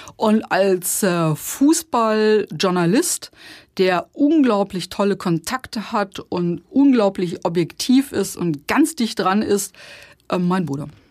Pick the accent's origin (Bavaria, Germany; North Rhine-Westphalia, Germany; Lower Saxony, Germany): Lower Saxony, Germany; Osterode am Harz; Ich komme aus dem Harz. VfR Osterode ist unsere Heimatmannschaft.